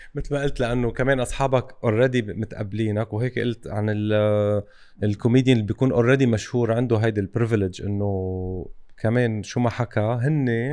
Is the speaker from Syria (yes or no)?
no; Lebanon; عندنا بلبنان